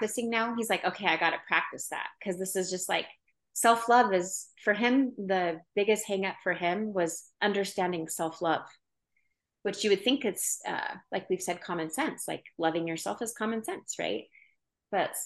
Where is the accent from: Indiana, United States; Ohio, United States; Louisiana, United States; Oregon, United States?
Oregon, United States; now in Utah, United States; I'm from Oregon, but like hippie, which, you know, where I grew up, people were more hippie